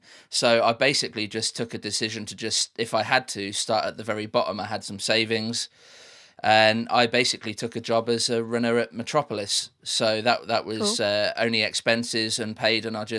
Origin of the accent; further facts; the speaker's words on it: Midlands, United Kingdom; So where I grew up in the Midlands in the UK, just in a city about 30 miles outside of Birmingham, there was way more opportunities in live sound.